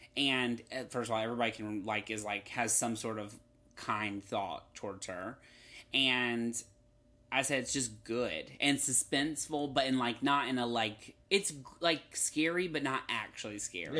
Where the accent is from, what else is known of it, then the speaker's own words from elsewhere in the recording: North Carolina, United States; now in Los Angeles, United States; I grew up in North Carolina where the humidity is on another level